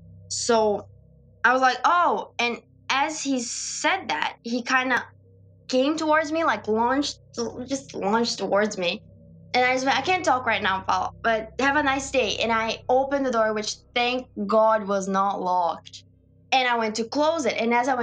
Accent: Brazil; moved away; because I'm from Brazil and I'm in this country alone.

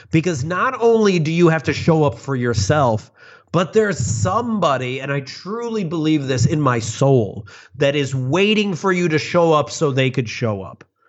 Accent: suburbs of Chicago, Illinois, United States; I grew up in the suburbs of Chicago

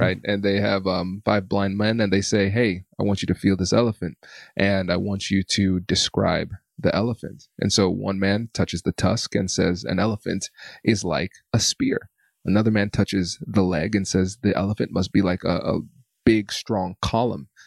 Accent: United States; growing up in America

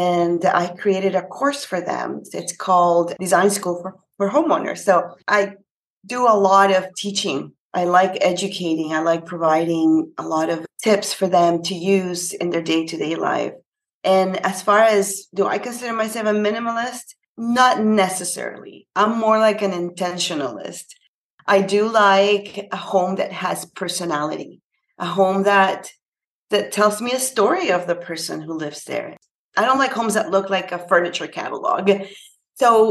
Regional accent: Panama; now in Canada; I'm actually from Panama. It's a little country in Central America, and I'm based in Canada.

